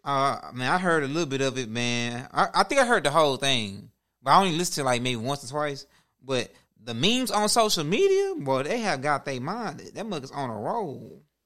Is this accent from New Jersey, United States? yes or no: no; Houston, Texas, United States; We come from Houston.